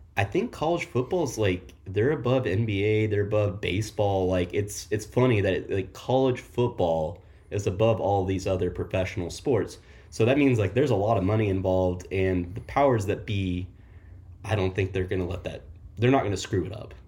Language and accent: English; Oklahoma, United States; now in Kansas City, United States; I'm from Oklahoma. Uh, grew up in the Bob Stoops era